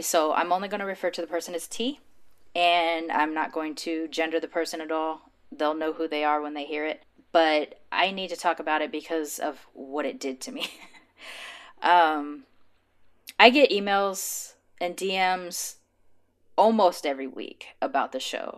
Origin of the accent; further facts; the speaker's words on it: Los Angeles, California, United States; I grew up in L